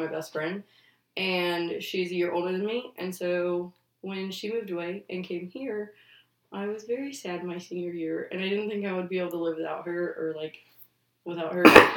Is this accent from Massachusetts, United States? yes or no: no; Little Rock, Arkansas, United States; moved away as an adult; also born or lived in Memphis, Tennessee; I'm from Little Rock, Arkansas. I've lived there for most of my life. I was actually born in Memphis, lived there for a few years, but then moved to Little Rock.